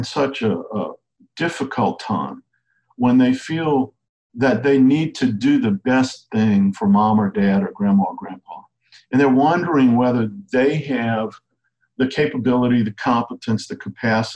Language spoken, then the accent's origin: English; Cajun, Louisiana, United States; I'm a Cajun storyteller